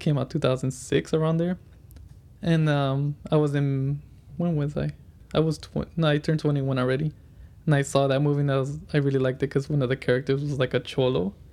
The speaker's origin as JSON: {"language": "English", "town": "Fontana", "region": "California", "country": "United States", "tie": "born or raised there", "said": "I grew up in Fontana most of my life"}